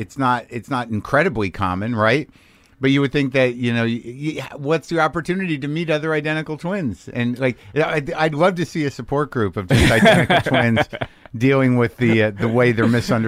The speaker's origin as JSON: {"language": "English", "town": "Jersey City", "region": "New Jersey", "country": "United States", "tie": "born or raised there", "said": "I was born in Jersey City."}